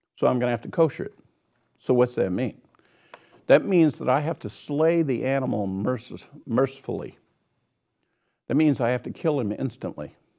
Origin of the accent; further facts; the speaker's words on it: Kansas, United States; I'm from Kansas, so I say wash, wash it